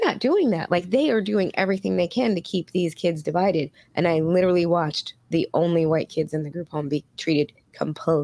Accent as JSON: {"language": "English", "town": "New York City", "region": "New York", "country": "United States", "tie": "born or raised there", "said": "I grew up in Queens"}